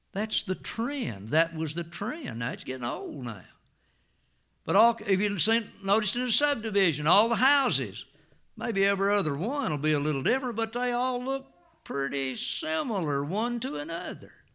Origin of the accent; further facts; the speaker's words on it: United States; when we were growing up in Jackson County